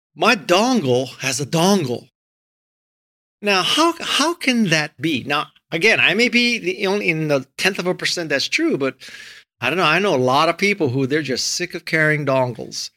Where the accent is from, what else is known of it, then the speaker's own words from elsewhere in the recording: Hawaii, United States; moved away as an adult; also born or lived in Stanford, California / Los Angeles, California; I was born and raised in Hawaii